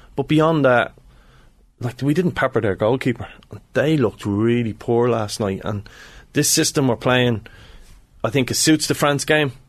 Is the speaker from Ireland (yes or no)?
yes; Ireland